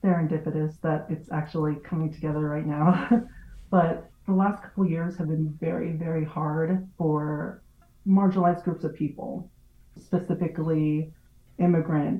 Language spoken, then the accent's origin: English; near Watsonville, California, United States; In California, I grew up like an hour away from Watsonville